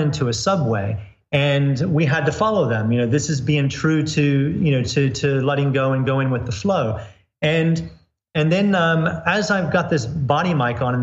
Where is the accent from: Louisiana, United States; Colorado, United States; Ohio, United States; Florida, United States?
Florida, United States; I grew up in the U.S. I grew up in Florida